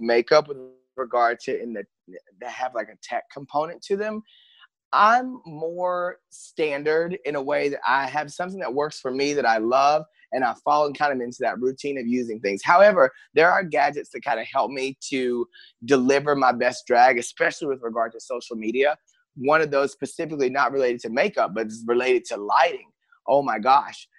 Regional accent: Paris, Texas, United States; now in Los Angeles, United States; I grew up in a small town. I'm originally from Paris, Texas

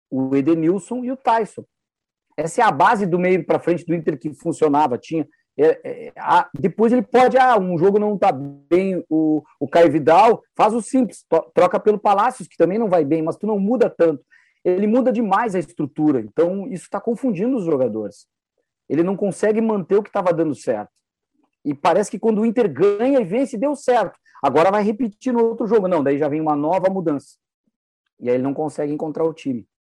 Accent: Rio Grande do Sul, Brazil

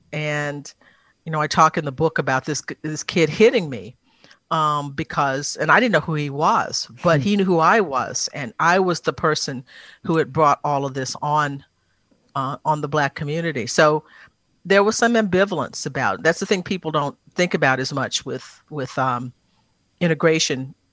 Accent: Texas, United States; that's that's part of being uh, about being a Texan that I think lots of people embrace

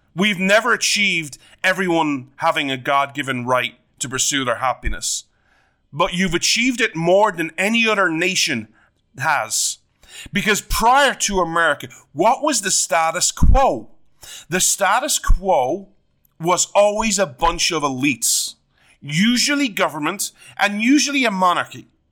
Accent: Ireland

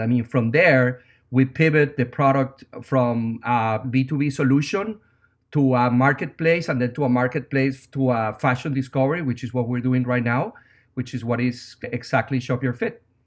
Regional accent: Venezuela; English is a second language; moved away as an adult; now in New York, United States; as you can tell by my accent, I'm not from America. I'm originally from Venezuela. I've been in New York for 16 years

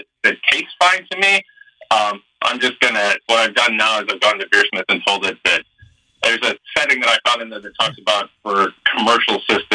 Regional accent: Michigan, United States; I'm from Michigan

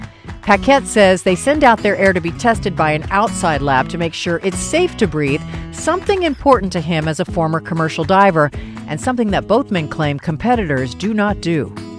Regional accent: Los Angeles, California, United States; Los Angeles, my hometown

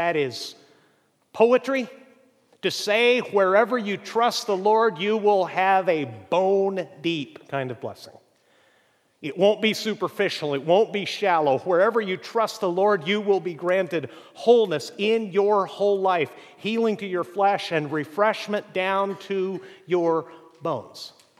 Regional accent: Chihuahua, Mexico; Where I grew up in Mexico, about an hour away, is prime apple-growing country. And the first and best apples I'd ever seen in my life came out of Chihuahua, Mexico.

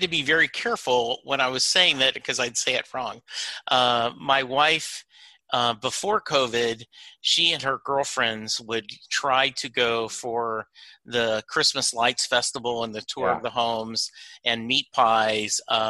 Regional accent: Rosepine, Louisiana, United States; also born or lived in Lake Charles; growing up in Lake Charles, we, you know, in Rosepine, we listened to both kinds of music, country and Western.

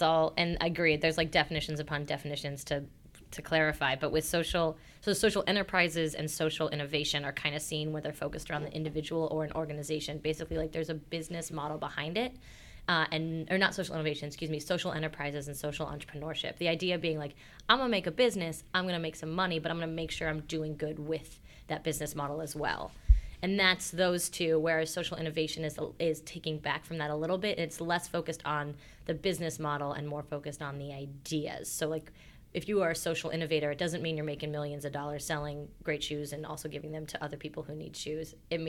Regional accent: Florida, United States; I grew up in the Florida Keys, so in a very small island and a very small culture, and the opportunities weren't there.

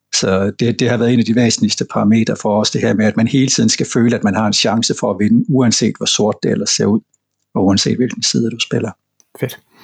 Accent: Southern Jutland, Southern Denmark, Denmark; Jeg er simpelthen indfødt sønderjyde, og det betød, at vi havde let adgang til små, simple spil fra, fra Tyskland, da jeg var barn

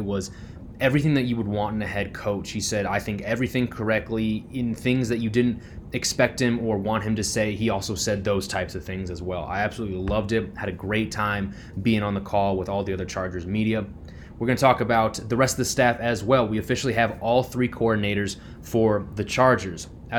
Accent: Iowa, United States; moved away; I am remote. I'm not on the West Coast. I'm actually in my home state of Iowa

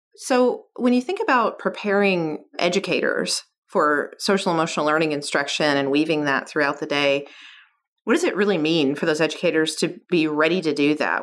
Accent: Kentucky, United States; where I grew up, I'm from Kentucky

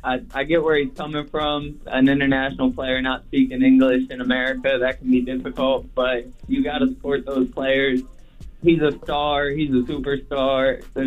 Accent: Ohio, United States; I got a Joey Votto one. I'm from Ohio.

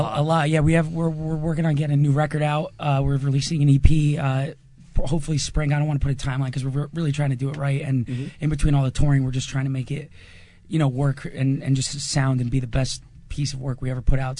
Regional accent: New Jersey, United States; we're from Jersey

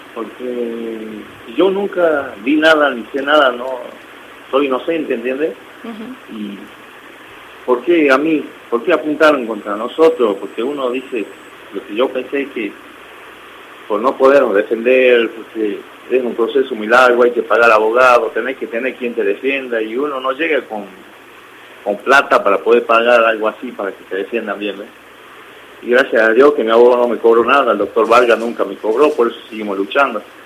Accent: northern Argentina, Argentina; culturas, tradiciones de acá del norte

